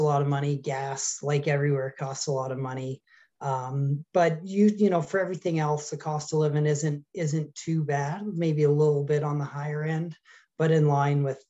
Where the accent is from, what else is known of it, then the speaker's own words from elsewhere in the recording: British Columbia, Canada; moved away as an adult; also born or lived in Kootenays, British Columbia / Vancouver Island, British Columbia; now in Grande Prairie, Canada; originally I'm from British Columbia, where it's a lot warmer. I spent some time in the Kootenays. That's where I was born. And then I lived on Vancouver Island for about 10 years. That's where I went to high school and university